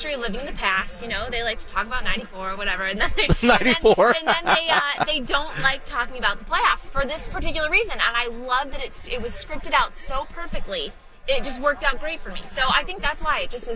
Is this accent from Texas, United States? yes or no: no; Detroit, Michigan, United States; now in Chicago, United States; I was born in Detroit